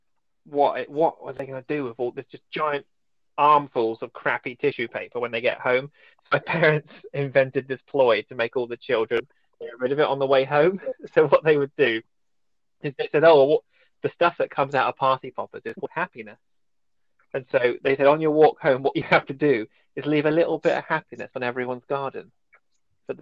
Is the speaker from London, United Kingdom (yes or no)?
no; Wimborne, South West England, United Kingdom; I grew up in Merley, it's like a suburb of Wimborne